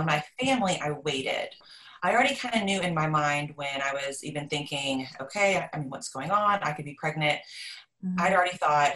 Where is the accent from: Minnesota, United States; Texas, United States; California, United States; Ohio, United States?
Texas, United States; I am from Texas. I guess lived kind of in a small town.